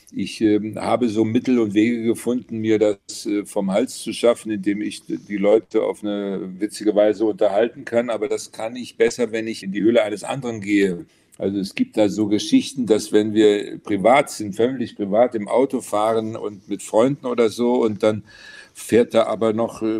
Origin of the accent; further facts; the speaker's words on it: Alsfeld, Hesse, Germany; Ja, ich bin gebürtiger Hesse in Alsfeld, äh, Oberhessen aufgewachsen